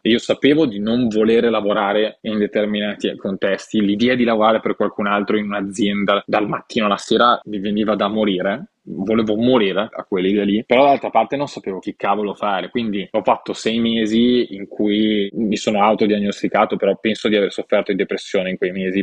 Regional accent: Gavi, Piedmont, Italy; moved away; also born or lived in Milan; Io sono nato a Milano, ma sono cresciuto a Gavi

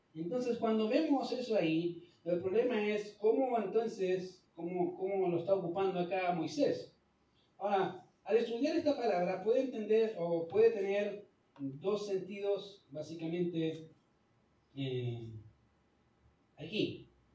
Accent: Chile; nosotros somos chilenos

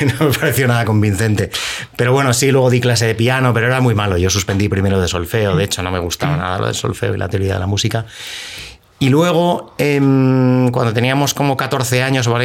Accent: Madrid, Community of Madrid, Spain; soy de Madrid, nací en Madrid

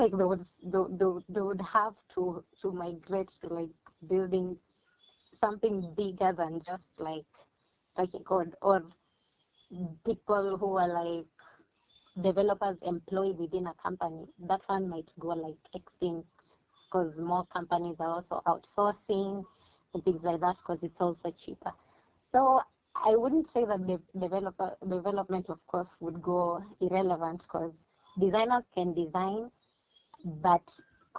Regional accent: Kenya

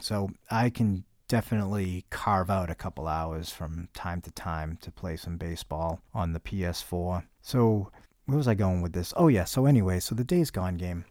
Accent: New England, United States; I'm from New England

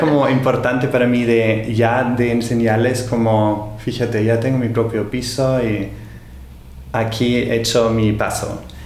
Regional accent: Austria; Spanish is a second language; moved away as an adult; now in Barcelona, Spain; en Austria, de donde soy

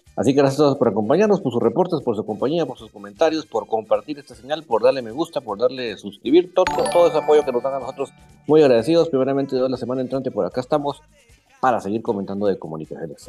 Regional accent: Guatemala; nosotros somos orgullosamente guatemaltecos

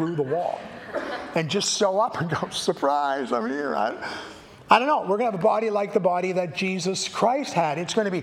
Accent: Canada; I have a passport that says I'm a Canadian

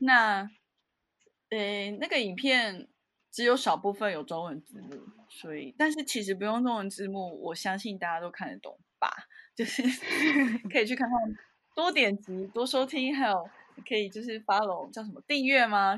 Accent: Taiwan; moved away as an adult; also born or lived in Netherlands; now in Japan; 我就台妹啊

